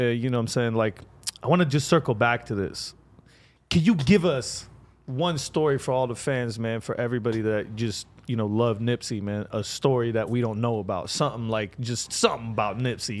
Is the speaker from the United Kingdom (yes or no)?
no; Lebanon; Like I'm from Lebanon too